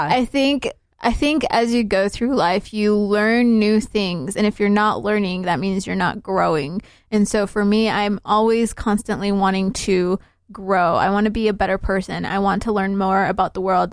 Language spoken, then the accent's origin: English; Salt Lake City, Utah, United States; also born or lived in Somalia; I'm from Salt Lake," because that is where I'm from. That's, this is where I've been living for the last twenty-three years of my life. This is where I grew up